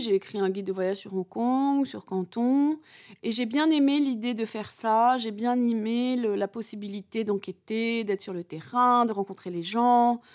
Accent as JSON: {"language": "French", "country": "France", "said": "moi, en tant que Française"}